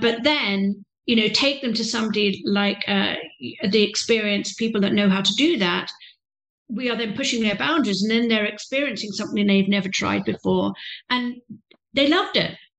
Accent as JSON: {"language": "English", "region": "England", "country": "United Kingdom", "moved": "yes", "said": "I'm a British lady, young lady, you know, privately educated"}